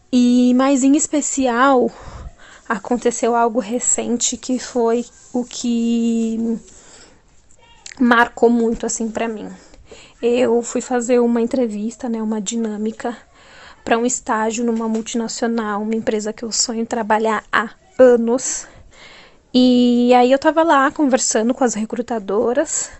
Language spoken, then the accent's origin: Portuguese; São Paulo, Brazil; sou de São Paulo